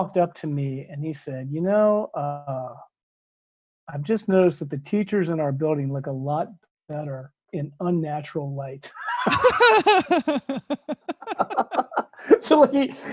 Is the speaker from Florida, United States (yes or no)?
no; New Concord, Ohio, United States; I grew up in New Concord, Ohio, which is a small town in southeastern Ohio